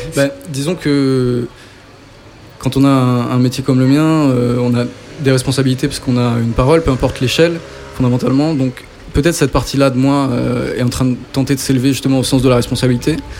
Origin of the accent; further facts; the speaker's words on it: Saint-Étienne, Auvergne-Rhône-Alpes, France; je viens donc de saint etienne